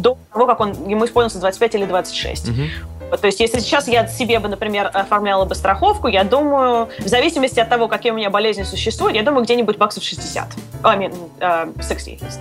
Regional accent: Russia; now in United States; я выросла в России

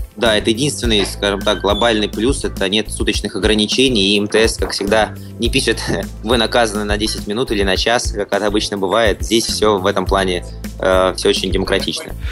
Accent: Russia; мы из России

